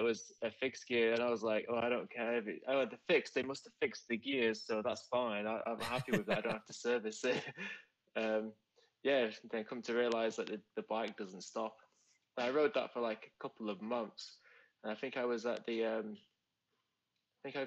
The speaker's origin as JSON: {"language": "English", "town": "Manchester", "region": "North West England", "country": "United Kingdom", "also_born_or_lived": "Australia / Berlin", "moved": "yes", "lives_now": "London, United Kingdom", "said": "originally from Manchester in the UK"}